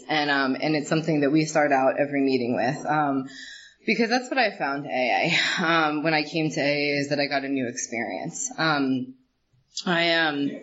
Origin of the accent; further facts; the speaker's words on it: Reading, Pennsylvania, United States; I was born outside of Reading, PA, to a very loving, intensely loving family